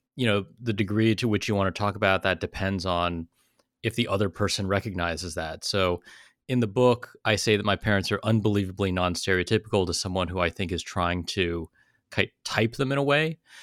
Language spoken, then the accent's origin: English; South Bay, Silicon Valley, California, United States; I grew up in the South Bay, like Silicon Valley, in the eighties and nineties